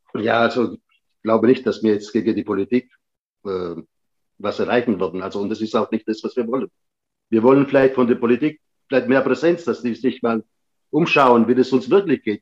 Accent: Germany; also born or lived in Patti, Sicily, Italy; ich bin dann quasi mit sieben Jahren dann wieder zurückgekommen nach Deutschland

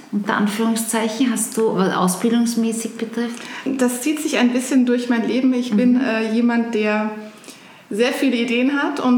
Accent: Germany; grundsätzlich bin ich in einer Kleinstadt in Deutschland aufgewachsen, äh, wie man wahrscheinlich auch hören kann.

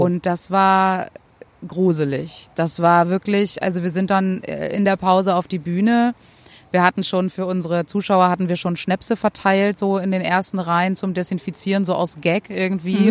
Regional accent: Spain; now in Germany; meiner Heimat dort

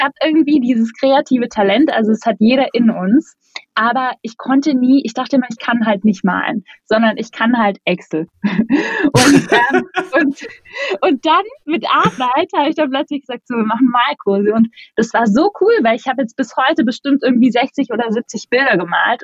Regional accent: Black Forest, Baden-Württemberg, Germany; moved away as an adult; also born or lived in North Rhine-Westphalia; now in Berlin, Germany; Ich komme aus dem Schwarzwald, meine Mama ist Kanadierin

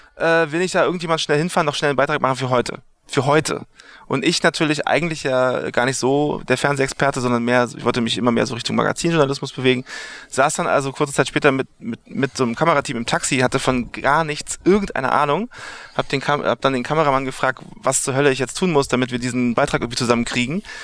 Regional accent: Berlin, Germany; moved away as an adult; now in New York, United States; ich komme aus Berlin, äh, Westteil von Berlin, da bin ich geboren.

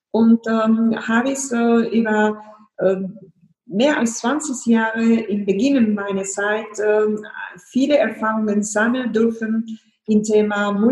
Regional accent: Spain; born there; gebürtige Spanierin, äh, Mutter von zwei Kindern, Unternehmerin und äh, internationale Führungskraft.

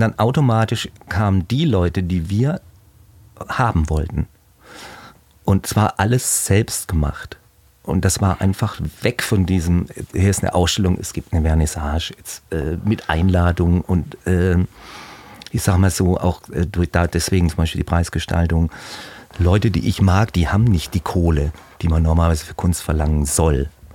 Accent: Leingarten, Baden-Württemberg, Germany; moved away as an adult; now in Hamburg, Germany; komme aus Heilbronn am Neckar, aus einem kleinen Dorf genau davor, sieben Kilometer. Das heißt, hieß früher Großgarter, jetzt heißt es Leingarten.

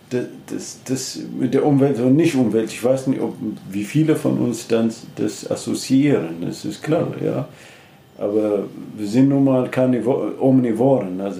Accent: Ethiopia; German is a second language; moved away as an adult; now in Germany; ich komme äh, ursprünglich aus Äthiopien, ich habe in Leipzig studiert und bin dann bis zu Professor jetzt nochmal geschafft.

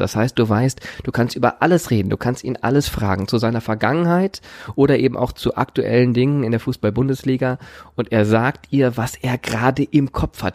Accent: Remscheid, North Rhine-Westphalia, Germany; Ich bin in Remscheid geboren

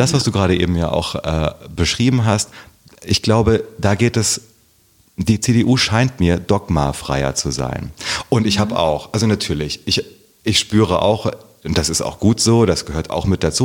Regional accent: Herborn, Hesse, Germany; moved away as an adult; also born or lived in Kassel / Passau / Berlin; now in Wiesbaden, Germany; in Herborn bin ich aufgewachsen

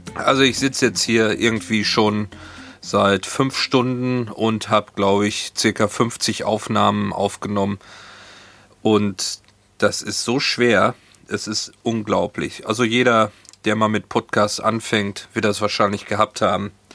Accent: Hagen, North Rhine-Westphalia, Germany; moved away as an adult; now in Hamburg, Germany; Ich bin 1971 in Hagen, Nordrhein-Westfalen geboren

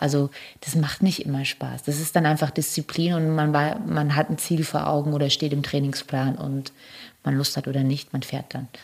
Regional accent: Germany; wir als Deutsche

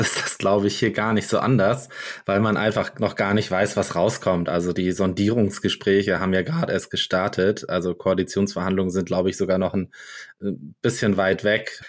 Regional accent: Germany; bei uns in Deutschland

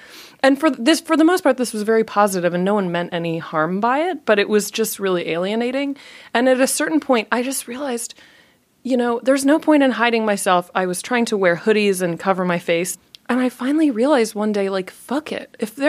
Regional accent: Japan; But for me, it came out of growing up in Japan partially and being really an outsider

